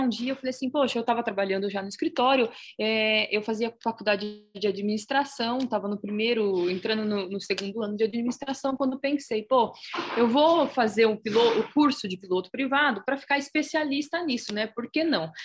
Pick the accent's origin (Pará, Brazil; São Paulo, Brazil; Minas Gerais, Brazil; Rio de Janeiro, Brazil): São Paulo, Brazil; Itápolis; Eu sou de Itapos, eu sou itapolitana